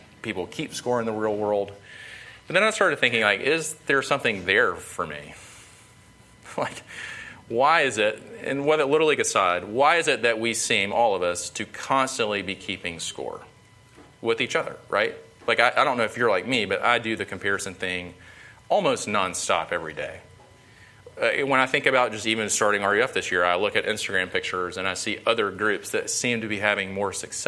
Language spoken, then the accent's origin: English; Sumter, South Carolina, United States; I'm from Sumter, grew up in Sumter, South Carolina